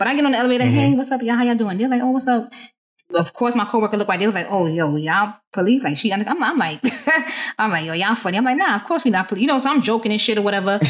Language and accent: English; New York City, New York, United States; I'm from the Bronx